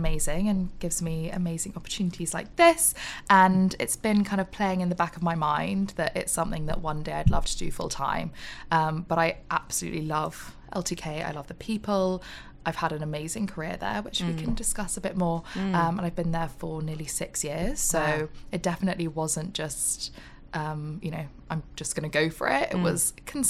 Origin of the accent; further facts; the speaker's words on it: Oxford, South East England, United Kingdom; also born or lived in Exeter; I grew up in Oxford